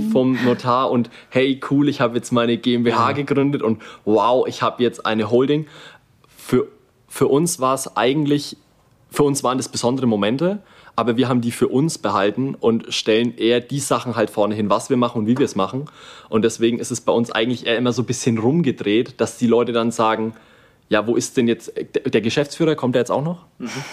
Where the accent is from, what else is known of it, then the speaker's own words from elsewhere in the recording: Kulmbach, Bavaria, Germany; wir sind aus Kulmbach